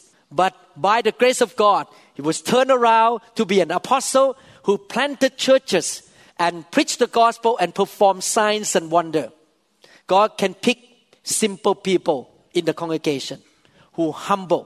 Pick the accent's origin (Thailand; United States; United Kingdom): Thailand; English is a second language; I was born in Thailand, a devout Buddhist, playing with demons when I was young